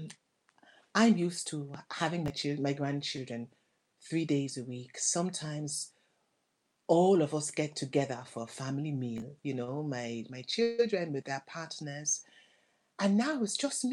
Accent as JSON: {"language": "English", "country": "Nigeria", "moved": "yes", "lives_now": "Brighton, United Kingdom", "said": "originally, I'm from Nigeria. I'm sure you can hear that my accent is not English. I'm from Nigeria, but I've lived here since 1972"}